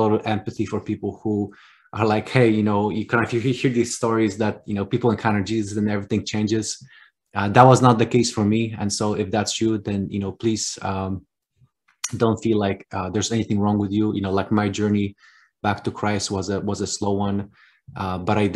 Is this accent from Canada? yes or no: no; Poland; accent: Polish; moved away; I was actually born in Poland. That's where the name and accent comes from.